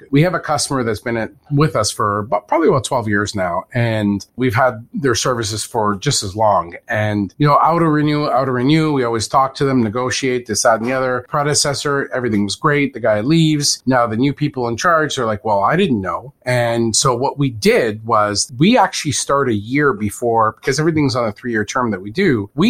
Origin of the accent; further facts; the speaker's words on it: Canada; Of course, I'm Canadian.